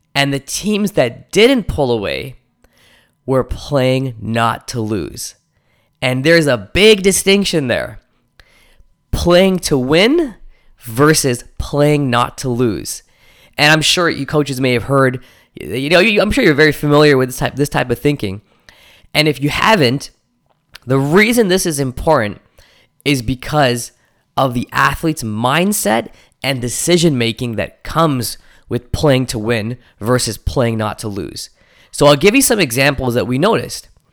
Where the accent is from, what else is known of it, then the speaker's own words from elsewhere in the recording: Toronto, Ontario, Canada; my hometown of Toronto